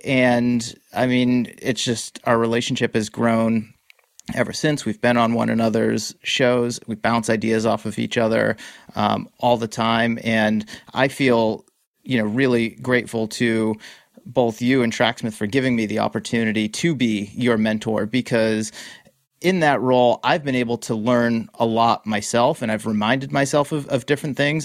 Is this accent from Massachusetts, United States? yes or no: yes; Massachusetts, United States; also born or lived in Boston; now in California, United States; I grew up in Massachusetts, I now live in California.